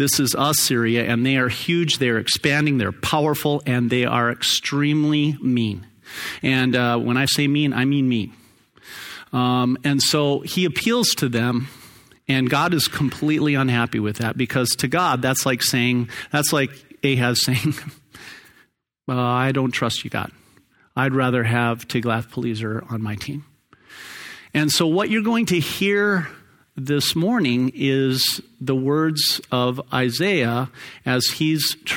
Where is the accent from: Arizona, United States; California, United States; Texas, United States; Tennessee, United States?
Arizona, United States; Phoenix; I grew up in Sunny Slope.